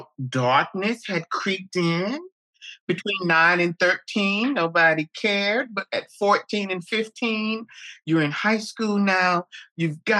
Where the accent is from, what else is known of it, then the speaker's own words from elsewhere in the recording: Jacksonville, North Carolina, United States; moved away as an adult; also born or lived in New York / Los Angeles; I am from Jacksonville, North Carolina, home of the Camp Lejeune Marine Corps base.